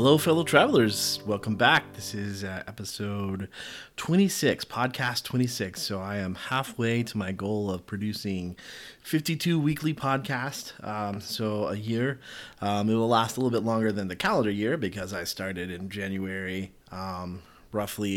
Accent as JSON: {"language": "English", "region": "the South", "country": "United States", "tie": "born or raised there", "said": "I grew up in the South and I grew up in a Baptist church"}